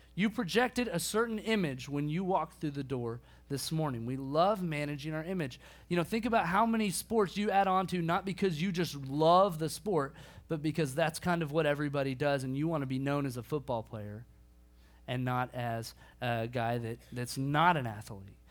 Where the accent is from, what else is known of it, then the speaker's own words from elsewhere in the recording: Bartlesville, Oklahoma, United States; now in Dallas, United States; My hometown, Bartlesville, Oklahoma